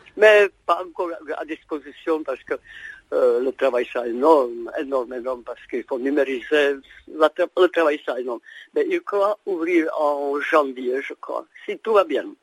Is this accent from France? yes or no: no; Prague, Czechia; moved away; also born or lived in Brno; J'ai vécu à Brno 15 ans même si je suis né à Prague